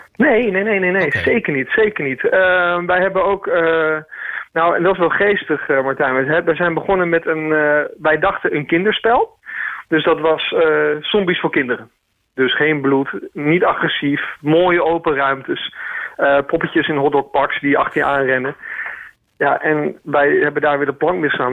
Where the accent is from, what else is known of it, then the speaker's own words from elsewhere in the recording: Groningen, Netherlands; moved away; also born or lived in Amsterdam; mijn roots liggen in Groningen